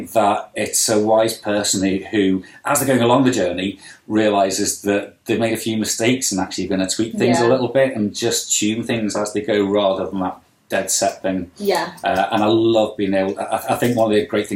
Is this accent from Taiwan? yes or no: no; United Kingdom; as British